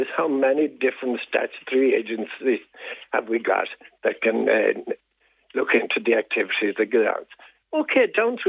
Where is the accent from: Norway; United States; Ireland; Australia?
Ireland; Diocese of Tuam, Connacht; I was born and reared in the Diocese of Tuam